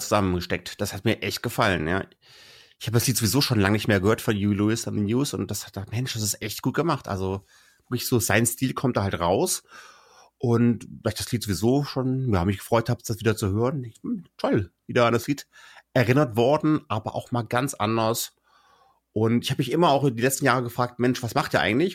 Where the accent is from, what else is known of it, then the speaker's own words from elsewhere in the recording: Kassel, Hesse, Germany; also born or lived in Munich; in meine Heimatregion Kassel